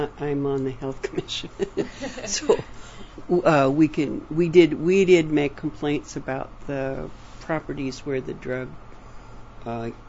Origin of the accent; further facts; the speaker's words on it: Seattle, Washington, United States; also born or lived in Bellingham, Washington / Lummi, Washington / Marietta, Washington; Then I grew up in Seattle and finished high school there and worked at Boeing